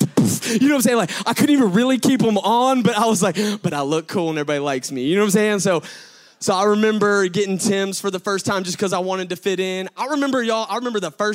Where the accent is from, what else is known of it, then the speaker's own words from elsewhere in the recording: Gwinnett, Georgia, United States; I'm from Gwinnett